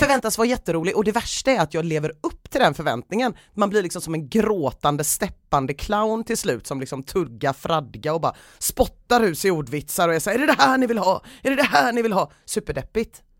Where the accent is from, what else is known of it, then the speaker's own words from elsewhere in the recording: Gothenburg, Västra Götaland, Sweden; also born or lived in Southeast Asia; I grund och botten ifrån Göteborg, absolut. Eh, bott här hela mitt liv utom några år när mina föräldrar tvingade mig att bo i Sydostasien